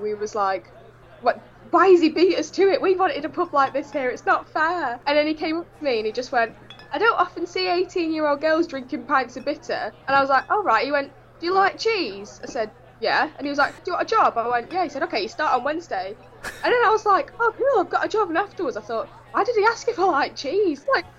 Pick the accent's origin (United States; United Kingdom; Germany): United Kingdom; Blackpool, North West England; now in Bolsover, United Kingdom; I'm 19 and I'm from Blackpool in England. And now I live in Bolsover